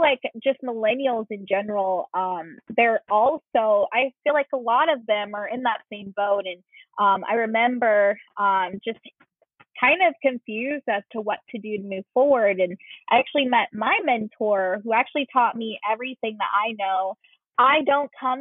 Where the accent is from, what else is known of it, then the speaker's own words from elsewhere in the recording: Leominster, Massachusetts, United States; moved away as an adult; also born or lived in Seattle, Washington; I actually grew up in Central Massachusetts, which is Leominster.